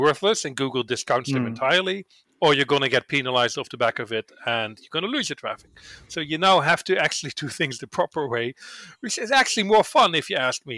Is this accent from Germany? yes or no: no; Netherlands; I'm from the Netherlands